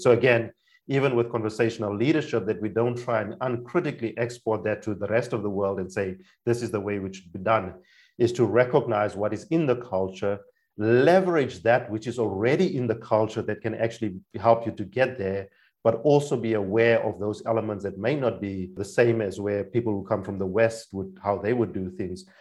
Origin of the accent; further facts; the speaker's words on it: Namibia; English is a second language; moved away as an adult; also born or lived in South Africa; now in Germany; I am from Namibia. That's my primary passport country. I grew up in a cross cultural context in Namibia, mostly a few of my childhood years in South Africa